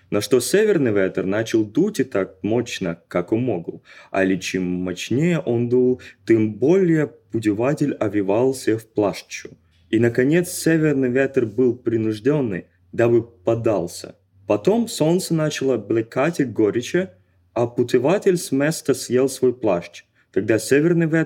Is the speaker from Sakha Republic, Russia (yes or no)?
no; Khabarovsk, Khabarovsk Krai, Russia; moved away as an adult; now in Kazan, Russia; Из Хабаровска.